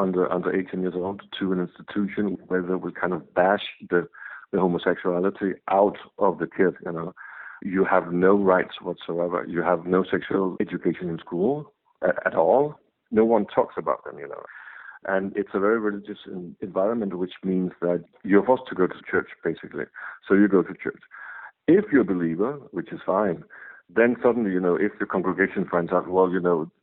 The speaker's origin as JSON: {"language": "English", "town": "Copenhagen", "region": "Capital Region of Denmark", "country": "Denmark", "said": "I'm from Copenhagen, Denmark"}